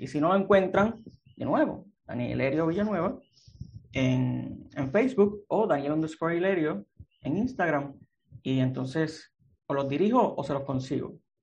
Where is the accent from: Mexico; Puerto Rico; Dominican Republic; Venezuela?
Puerto Rico; Aguadilla; moved away as an adult; also born or lived in Mayagüez, Puerto Rico; now in San Juan, Puerto Rico; Soy un escritor puertorriqueño, natural de Aguadilla. Eh, y he estado, pues viví por allá toda mi infancia, mi adolescencia